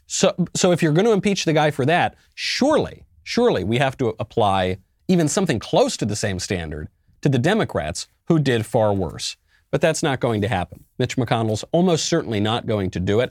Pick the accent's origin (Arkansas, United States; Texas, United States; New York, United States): New York, United States; I'm a New Yorker myself, born and raised